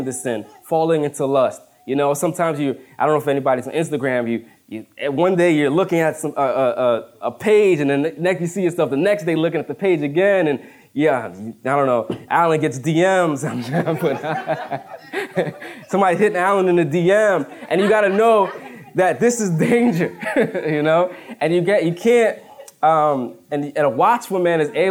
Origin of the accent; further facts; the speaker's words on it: Woodbridge, United States; moved away as an adult; now in Plainfield, United States; I grew up in Woodbridge. And in Woodbridge, we're surrounded by four or five highways, so we never see deer